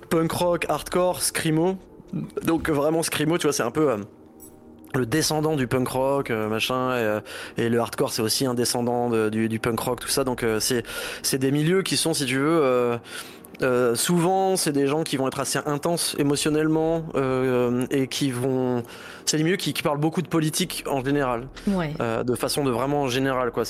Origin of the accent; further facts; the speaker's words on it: Laval, Pays de la Loire, France; on vient de Laval donc on sait ce que c'est que de pas avoir de concert